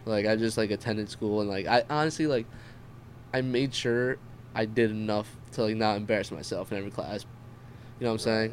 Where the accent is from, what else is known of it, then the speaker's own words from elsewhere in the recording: New Jersey, United States; also born or lived in Queens, New York / Pompton Lakes, New Jersey; for the majority of my life, um, I was basically living in Jersey